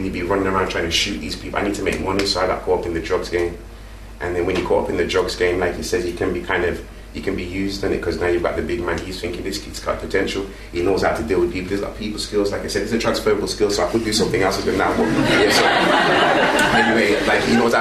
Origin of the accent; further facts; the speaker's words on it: Birmingham, West Midlands, United Kingdom; I grew up in Handsworth, Birmingham